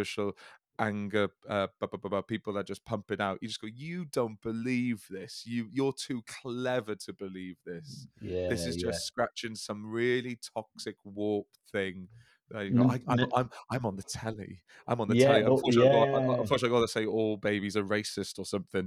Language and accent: English; the Valleys, Wales, United Kingdom; Speaking as a Welshman from the Valleys